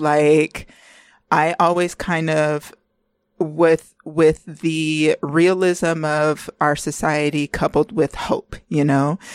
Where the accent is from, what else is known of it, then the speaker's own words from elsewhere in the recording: California, United States; we're both from California